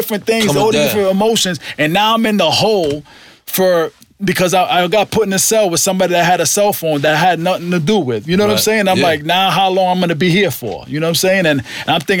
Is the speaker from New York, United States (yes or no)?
yes; New York, United States; I'm from New York